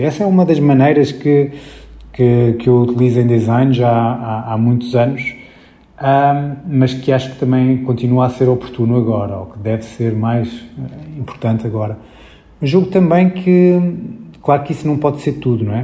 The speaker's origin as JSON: {"language": "Portuguese", "region": "Lisbon", "country": "Portugal", "tie": "born or raised there", "moved": "yes", "said": "durante muitos anos vivia em Lisboa, na, na, verdade nasci em Lisboa, mas estive fora e depois voltei a, a, à cidade."}